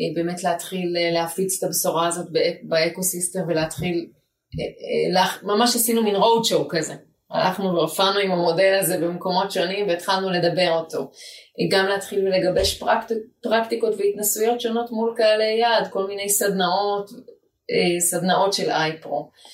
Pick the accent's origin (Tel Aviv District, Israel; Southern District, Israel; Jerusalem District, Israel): Jerusalem District, Israel; Jerusalem; now in Ramat Gan, Israel; גדלתי בגבעה הצרפתית בירושלים